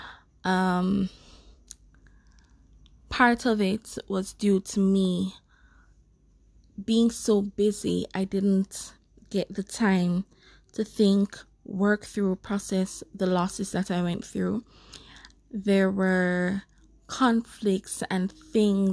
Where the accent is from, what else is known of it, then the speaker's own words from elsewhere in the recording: Jamaica; as Black people, especially as Jamaicans. As a Jamaican